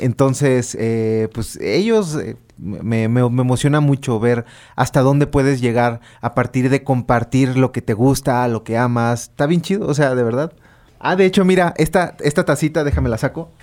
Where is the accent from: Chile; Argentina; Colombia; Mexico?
Mexico; Sonora; yo soy de, de provincia, soy de Sonora